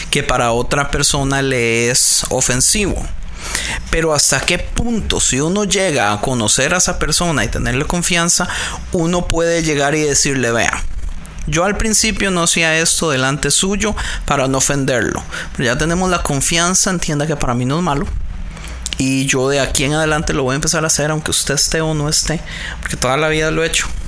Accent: Costa Rica; now in California, United States; yo soy de Costa Rica

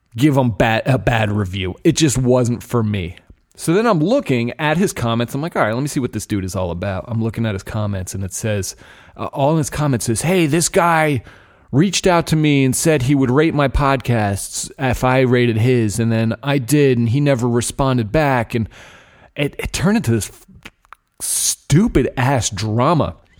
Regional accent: New Jersey, United States; New Jersey, my home state

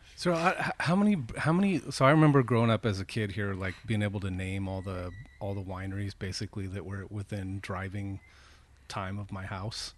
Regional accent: Petaluma, California, United States; I grew up here. I grew up here in Petaluma.

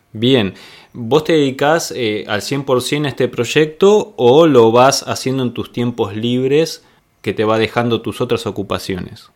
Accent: Argentina; accent: Argentine; Yo te voy a hablar así en argentino, como hablo yo

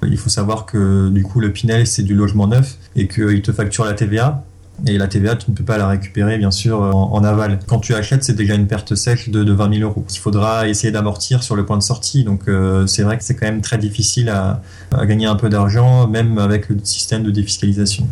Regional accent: Le Mans, Pays de la Loire, France; moi je viens du Mans

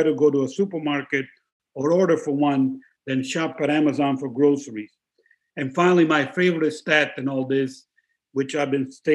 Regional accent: Italy; It's the most expensive place, my home country, to start a business.

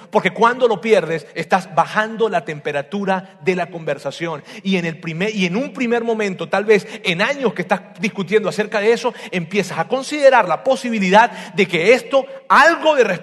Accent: Venezuela; Así decimos, ya se me está olvidando como los venezolanos.

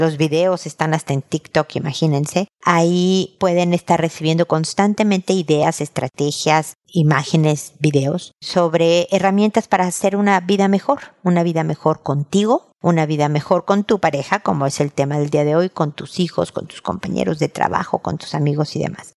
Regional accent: Mexico; en mi tierra en México

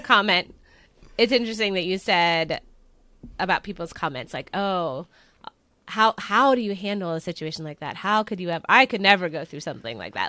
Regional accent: Pennsylvania, United States; I am from Pennsylvania along with Kelly

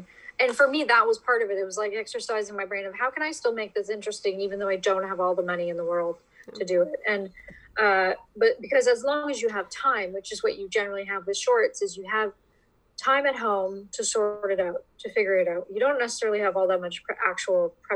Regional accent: Welland, Ontario, Canada; my hometown, in Welland, Ontario

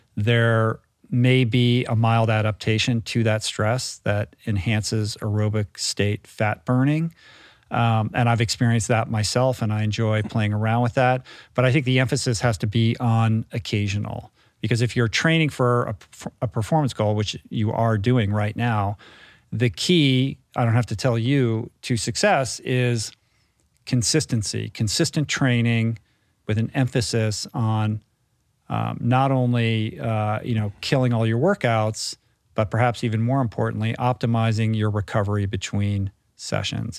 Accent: United States; as an American

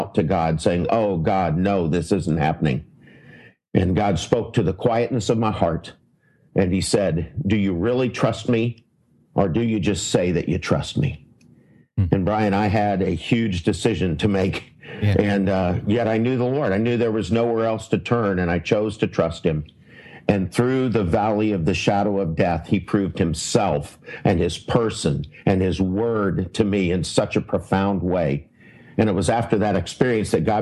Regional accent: United States; I'm an American

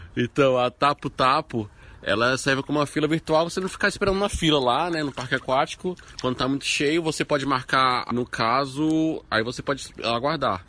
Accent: Brazil

